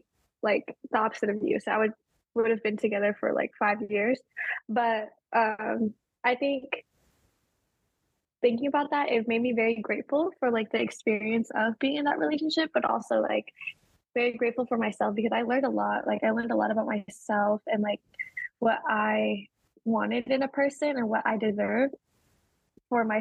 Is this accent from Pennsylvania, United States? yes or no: no; Sacramento, California, United States; now in San Diego, United States; I was born and raised in Sacramento, California, and I have grown up in California all my life.